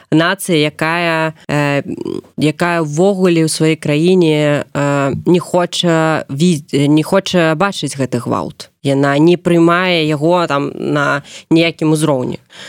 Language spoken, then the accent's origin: Belarusian; Belarus; also born or lived in Minsk; мы беларусы мы павінны толькі па-беларуску размаўляць